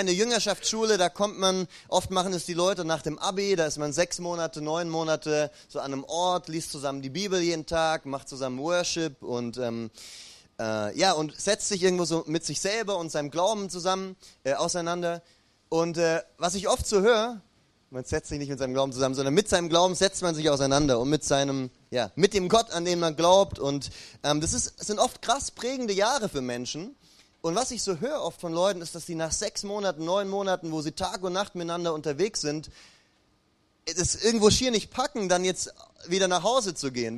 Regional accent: Ulm, Baden-Württemberg, Germany; moved away; bei mir in meiner alten Heimatstadt Ulm gibt's die Dreifaltigkeitskirche

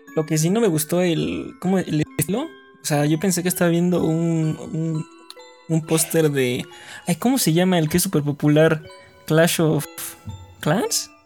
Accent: Mexico; también somos de México

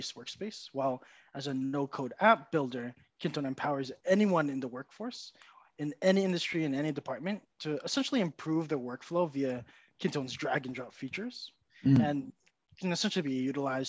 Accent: New Jersey, United States; moved away as an adult; now in Japan; I'm actually from New Jersey in the United States, but I've been living and working in Japan now for the past 10 years or so

